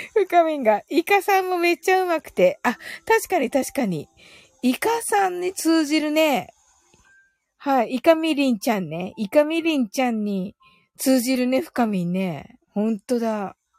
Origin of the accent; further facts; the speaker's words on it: Kyushu, Japan; 私、九州人なんで